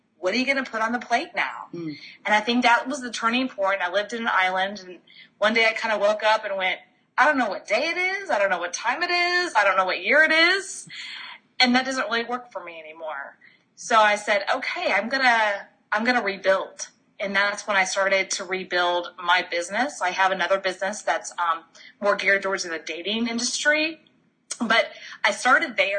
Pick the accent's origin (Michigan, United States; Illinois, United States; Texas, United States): Texas, United States; moved away; also born or lived in Florida; going all the way back to Texas, actually born and bred in Texas